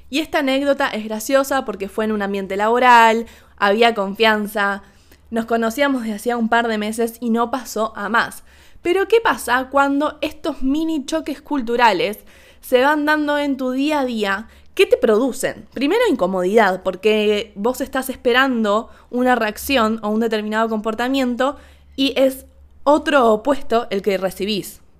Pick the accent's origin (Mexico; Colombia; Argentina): Argentina; le empecé a decir, perdón, perdón, perdón, soy argentina, perdón, saludamos así.